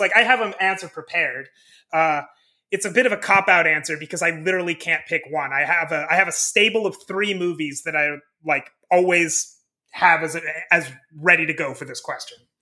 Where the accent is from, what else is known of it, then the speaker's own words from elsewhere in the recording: Midwest, United States; I grew up in the Midwest, in the States